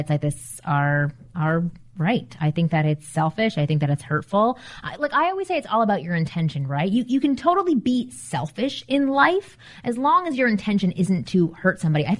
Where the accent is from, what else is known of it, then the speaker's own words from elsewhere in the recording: Toronto, Ontario, Canada; I'm from Toronto, and I'm quite embarrassed that this girl represents my city